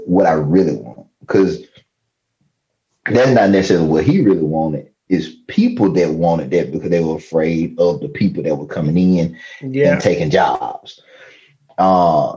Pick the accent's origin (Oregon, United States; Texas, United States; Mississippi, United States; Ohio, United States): Mississippi, United States; also born or lived in Louisiana; when we moved from Louisiana to Mississippi